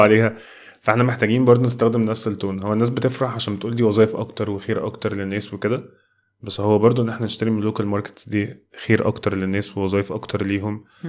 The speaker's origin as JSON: {"language": "Arabic", "country": "Egypt", "said": "كمصريين وكناس تانية في الميدل ايست"}